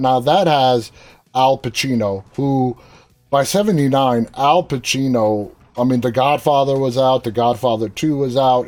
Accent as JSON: {"language": "English", "town": "New York City", "region": "New York", "country": "United States", "tie": "born or raised there", "said": "I was born and raised in New York City in the mid 70s"}